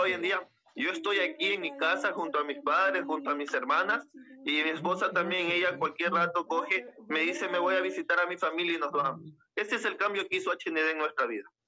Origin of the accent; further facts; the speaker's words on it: Las Naves, Bolívar, Ecuador; Yo soy del Cantón Las Naves, provincia de Bolívar